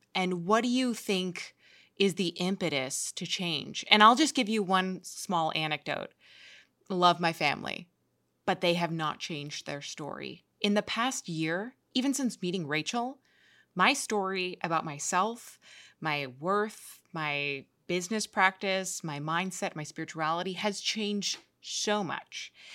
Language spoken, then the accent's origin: English; New York, United States; I grew up in New York, and uh, you know I love New York so much